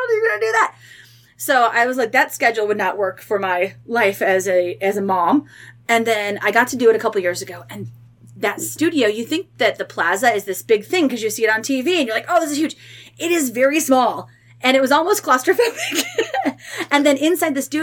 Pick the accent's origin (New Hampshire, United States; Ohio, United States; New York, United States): Ohio, United States; Mentor; moved away as an adult; also born or lived in Columbus, Mississippi / Dayton, Ohio; now in Cincinnati, United States; I growing up in Cleveland